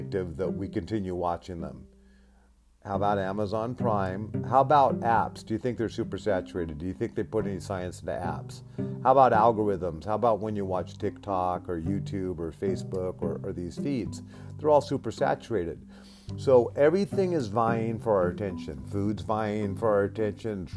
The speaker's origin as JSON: {"language": "English", "region": "Alaska", "country": "United States", "tie": "born or raised there", "said": "I grew up in Alaska"}